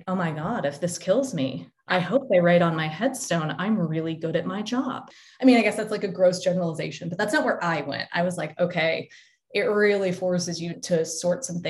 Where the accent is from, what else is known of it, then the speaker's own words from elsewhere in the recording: Denver, Colorado, United States; moved away as an adult; also born or lived in Ohio / Texas / Australia; I went to school in Ohio, then lived in Texas, then moved to Australia, and then came back. But I am from Denver